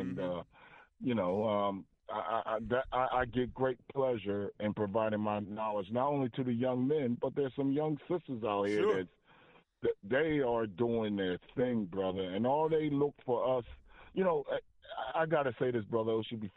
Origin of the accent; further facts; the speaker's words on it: United States; I'm from the United States of America.